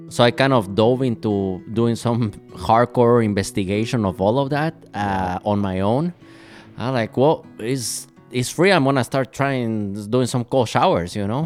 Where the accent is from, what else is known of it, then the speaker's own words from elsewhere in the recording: Guatemala; moved away as an adult; now in Minneapolis, United States; I'm originally from Guatemala, so I grew up in a tropical country.